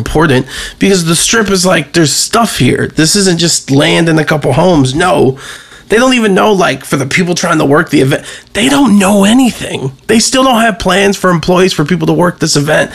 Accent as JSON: {"language": "English", "town": "Cleveland", "region": "Ohio", "country": "United States", "tie": "born or raised there", "said": "I'm born and raised in Cleveland, Ohio"}